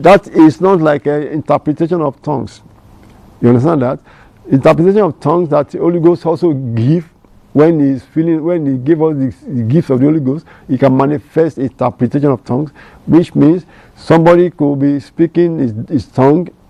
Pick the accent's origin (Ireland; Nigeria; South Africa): Nigeria; first language Yoruba; English is a second language; I'm from Nigeria, Africa, and I have my local language, Yoruba